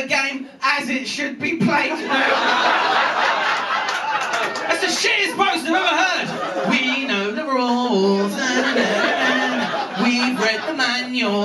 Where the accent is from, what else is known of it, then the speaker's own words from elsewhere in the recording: England, United Kingdom; moved away as an adult; also born or lived in Scotland; now in Edinburgh, United Kingdom; I'm English, right? I lived in Scotland for 10 years and I've gone native.